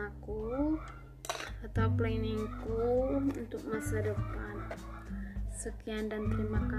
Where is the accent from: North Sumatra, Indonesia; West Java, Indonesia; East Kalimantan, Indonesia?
North Sumatra, Indonesia; Aku berasal dari Sumatera Utara, SMA Negeri 1 Parlimita.